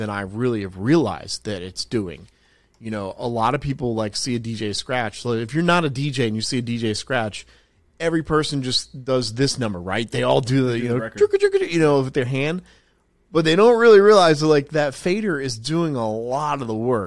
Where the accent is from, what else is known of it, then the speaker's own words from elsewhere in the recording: South Carolina, United States; also born or lived in New Jersey; I was born in New Jersey, but I grew up in South Carolina.